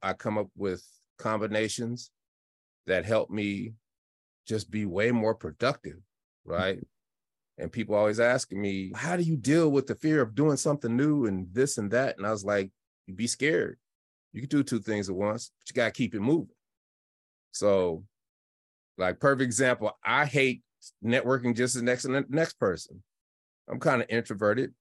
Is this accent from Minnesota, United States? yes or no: no; Denver, Colorado, United States; I'm from Denver, Colorado, and I had an incredible childhood 'cause we just got to play